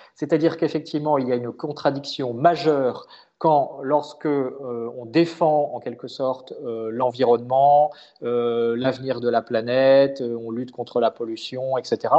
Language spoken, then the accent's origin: French; France; en tant que Français